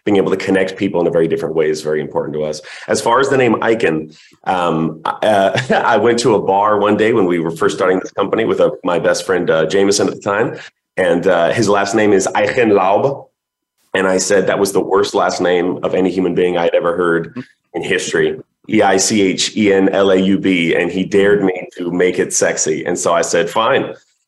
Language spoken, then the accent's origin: English; New Orleans, Louisiana, United States; I was raised in New Orleans, so etouffee and gumbo were pretty much what I was raised on.